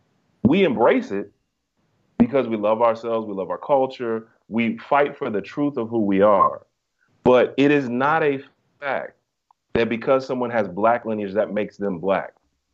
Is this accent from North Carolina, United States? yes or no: yes; Greensboro, North Carolina, United States; So basically, I'm from Greensboro, North Carolina. I was raised in the South.